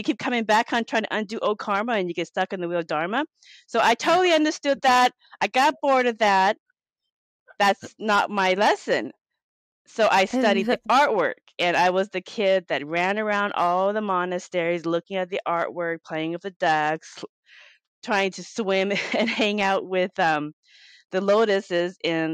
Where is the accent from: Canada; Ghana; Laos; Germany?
Laos; now in Seattle, United States; I'm from Laos. I'm Laotian, and I live here in the United States, in Seattle, Washington.